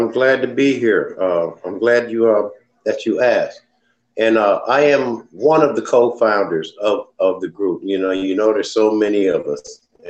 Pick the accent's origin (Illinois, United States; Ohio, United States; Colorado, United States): Ohio, United States; Dayton; also born or lived in Anchorage / Panama City; I was born in Anchorage, Alaska. but I grew up here in Dayton, Ohio, and down south in Panama City, back and forth, Panama City, Alabama, and here.